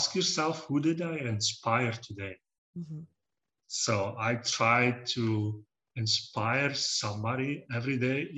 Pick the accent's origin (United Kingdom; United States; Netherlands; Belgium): Belgium; I'm from Belgium. I'm pure Belgian. I've been living here for almost 40 years now, more than 40 years. And yeah, I've been growing up in the countryside